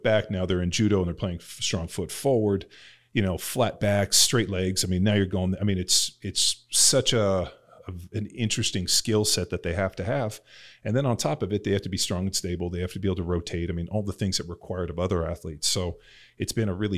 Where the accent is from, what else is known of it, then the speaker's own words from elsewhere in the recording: Southern California, United States; I grew up in Southern California